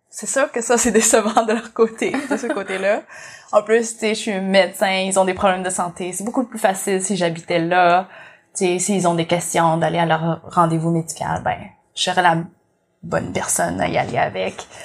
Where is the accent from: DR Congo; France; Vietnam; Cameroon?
Vietnam; en plus, je suis vietnamienne ici, avec pas beaucoup de vietnamiennes.